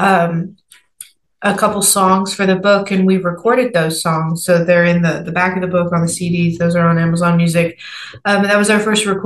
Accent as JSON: {"language": "English", "town": "Nashville", "region": "Tennessee", "country": "United States", "tie": "born or raised there", "said": "I'm 23 years old, born and raised in Nashville, Tennessee."}